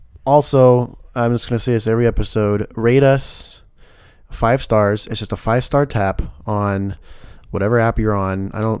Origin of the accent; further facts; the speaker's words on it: the South, United States; accent: southern; I'm actually trying to wither off my southern accent still going on.